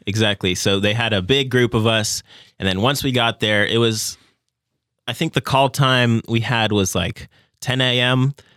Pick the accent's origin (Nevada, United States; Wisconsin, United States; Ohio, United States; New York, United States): Nevada, United States; Las Vegas; moved away as an adult; now in Owensboro, United States; I am originally from Las Vegas, Nevada, and coming to Owensboro, Kentucky was the first place I've ever lived that wasn't Las Vegas, Nevada